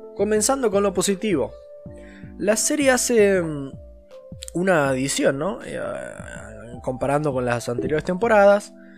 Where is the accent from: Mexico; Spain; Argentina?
Argentina; yo soy un argentino hecho y derecho